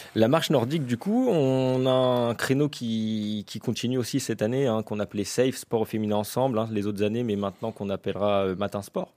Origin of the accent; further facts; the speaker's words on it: L'Aigle, Normandy, France; je suis originaire de l'Aigle, hein, depuis tout petit, je suis né ici